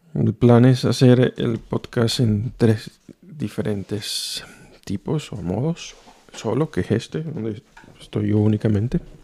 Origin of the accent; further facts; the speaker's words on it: Venezuela; moved away as an adult; now in Oulu, Finland; soy de Venezuela